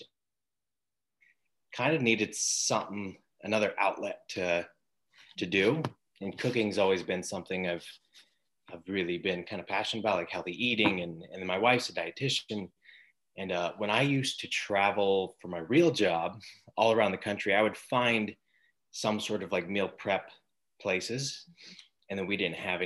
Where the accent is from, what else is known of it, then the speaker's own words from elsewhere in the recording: Coeur d'Alene, Idaho, United States; also born or lived in Athol, Idaho; I grew up in Coeur d'Alene until about junior high, and then I moved out to Athol and then came back when I was 18.